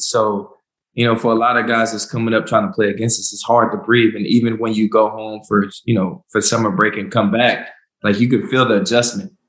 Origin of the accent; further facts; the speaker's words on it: Winston-Salem, North Carolina, United States; also born or lived in Charlotte, North Carolina; I'm from Winston Salem, North Carolina. Uh, I moved to Charlotte when I got into the NFL